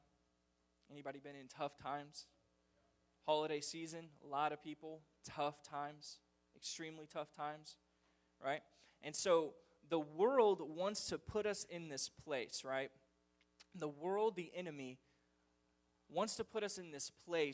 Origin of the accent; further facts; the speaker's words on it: United States; as an American people